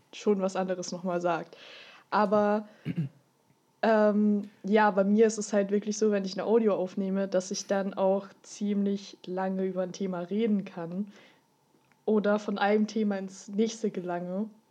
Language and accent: German; Austria; moved away; komme ursprünglich aus Österreich